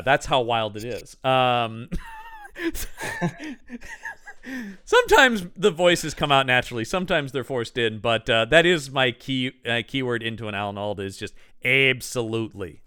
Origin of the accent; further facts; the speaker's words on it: United States; I'm an American